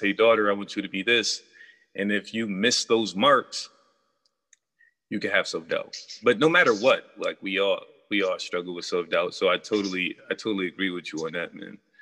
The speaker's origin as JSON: {"language": "English", "region": "New York", "country": "United States", "said": "I'm from New York"}